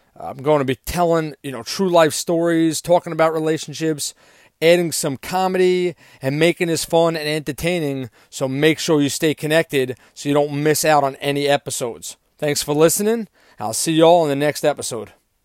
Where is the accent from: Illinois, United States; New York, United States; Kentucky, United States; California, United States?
New York, United States; accent: New York; also born or lived in Long Island, New York / Texas; my New York accent